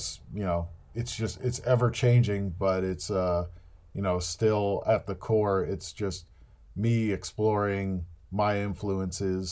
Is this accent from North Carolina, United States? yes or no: no; New Jersey, United States; I grew up in New Jersey, which meant that we had easy access to the city